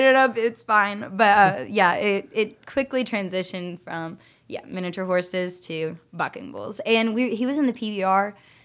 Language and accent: English; Norfork, Arkansas, United States; also born or lived in Florida; I'm 21, and I'm from Norfolk, Arkansas.